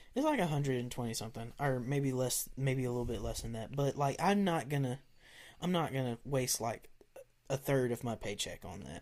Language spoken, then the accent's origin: English; the South, Southern United States, United States; accent: Southern; they'll hear my Southern accent